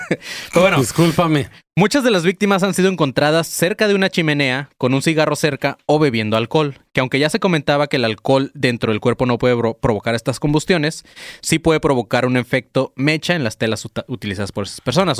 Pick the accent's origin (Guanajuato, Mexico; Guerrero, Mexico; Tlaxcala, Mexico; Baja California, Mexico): Baja California, Mexico; Tijuana; born or raised there; also born or lived in Colima